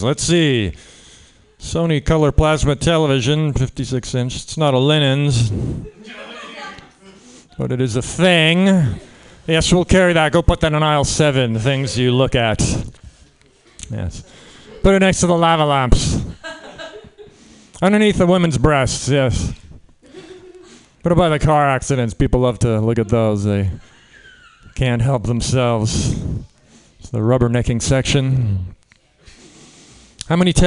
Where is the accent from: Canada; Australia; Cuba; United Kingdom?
Canada; now in United States; I'm Canadian. I grew up in Canada